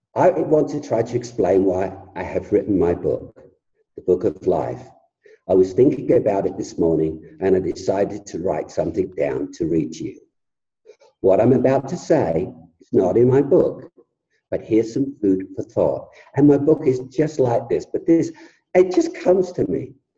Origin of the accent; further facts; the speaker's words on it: England, United Kingdom; I come from England